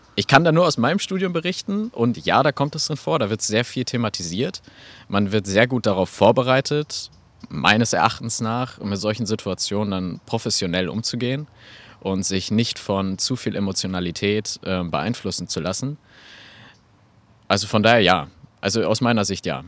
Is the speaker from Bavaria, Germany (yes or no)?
no; Geseke, North Rhine-Westphalia, Germany; also born or lived in Eschwege / Magdeburg; in Eschwege geboren, ein bisschen dann über Magdeburg, bis dann hier endgültig dann in Ehringhausen, äh, da bin ich dann gelandet und ähm, mittlerweile auch äh, sehr heimisch geworden. Und äh, ja, war hier in Stürmede in der Schule